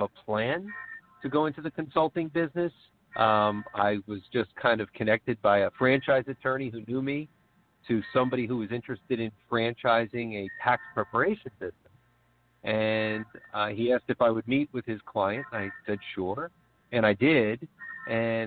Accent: New York, United States; also born or lived in Virginia; now in Philadelphia suburbs, United States; my wife's family is from New Jersey, and I was from New York

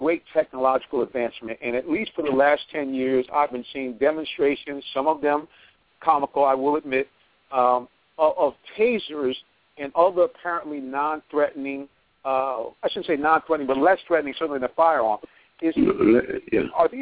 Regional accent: outside of New York City, United States; I grew up outside of New York City

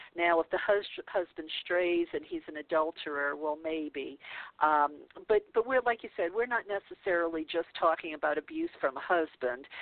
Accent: the South, United States; we're both from the South, we're both about the same age, uh, so that means, you know, we came from the Bible Belt

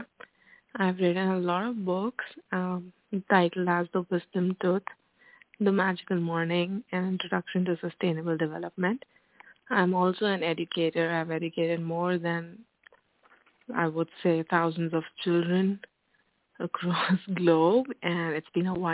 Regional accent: New Delhi, Delhi, India; also born or lived in Mumbai; I was born in Mumbai in 1985, and I've lived there for quite some time, but then moved to Delhi. I've completed my education from Delhi itself

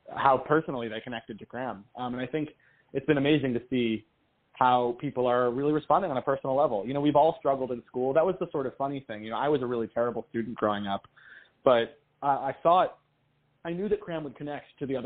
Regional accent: New York City, New York, United States; I'm from New York City. I'm from Queens.

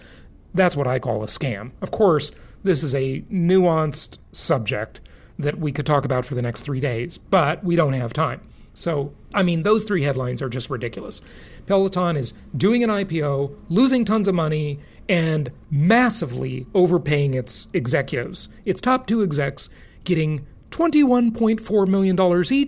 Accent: Los Angeles, California, United States; moved away; my hometown. I grew up there

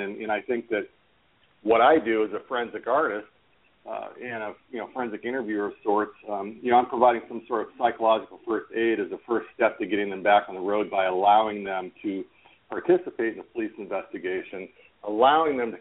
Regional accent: Orange County, California, United States; I grew up in Orange County, California, right next door to where Disneyland is

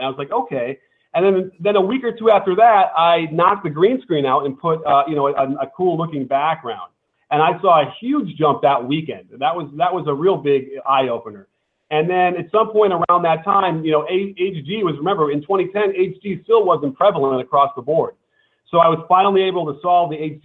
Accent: Chicago, Illinois, United States; now in Los Angeles, United States; I grew up in Chicago going to all the Bulls games.

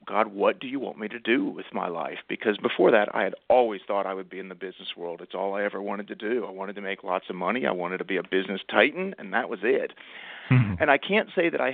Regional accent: Dallas, Texas, United States; now in Winston-Salem, United States; I grew up in Dallas, Texas, so I'm a proud Texan

